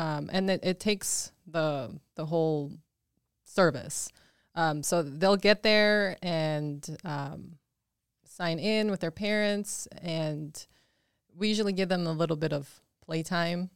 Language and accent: English; Twin Bridges, Montana, United States; English is a second language; also born or lived in Mexico / Dillon, Montana / Billings, Montana; I grew up in Montana in, um, in a tiny little town called Twin Bridges.